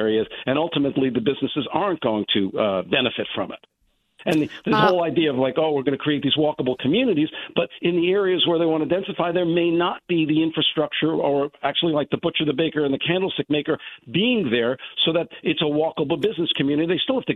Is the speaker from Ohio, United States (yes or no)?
no; New York City, New York, United States; now in Westport, United States; I'm originally from the Bronx